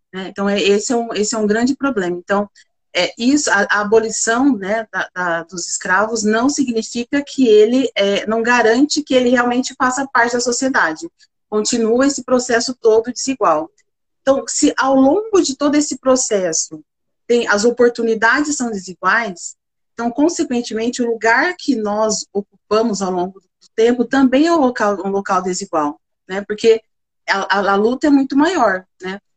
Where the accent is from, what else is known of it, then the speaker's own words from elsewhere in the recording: Bebedouro, São Paulo, Brazil; eu sou do interior de São Paulo, de Bebedouro